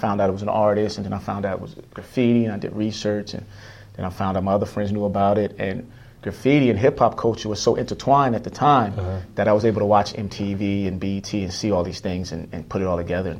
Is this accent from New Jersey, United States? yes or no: yes; New Jersey, United States; moved away; my background, where I'm actually from is New Jersey.